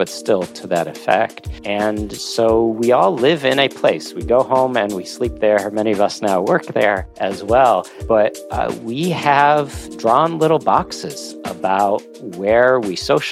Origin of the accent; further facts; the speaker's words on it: Oak Park, Illinois, United States; I grew up in Oak Park, Illinois